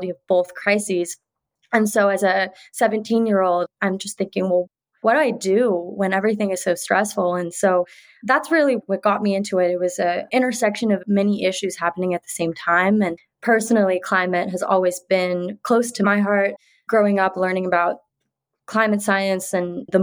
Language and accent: English; Bay Area, California, United States; I am born and raised in the Bay Area